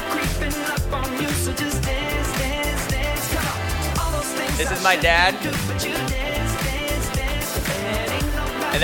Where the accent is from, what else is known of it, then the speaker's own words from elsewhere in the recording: United States; growing up in America